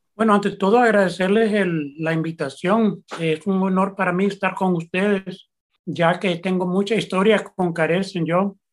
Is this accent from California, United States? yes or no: yes; San Francisco, California, United States; also born or lived in El Salvador; Yo soy de padres salvadoreños, nací en San Francisco, California, y soy periodista